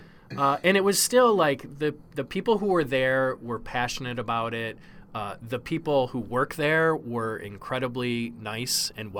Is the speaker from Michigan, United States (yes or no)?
yes; Detroit, Michigan, United States; moved away as an adult; now in San Francisco Bay Area, United States; So I grew up in Detroit